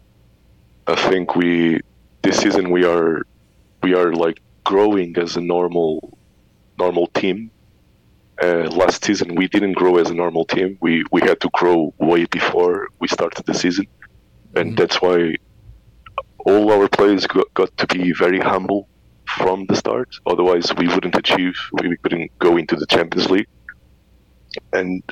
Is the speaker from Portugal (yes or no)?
yes; Portugal; also born or lived in London, United Kingdom; now in Mendoza, Argentina; I am Portuguese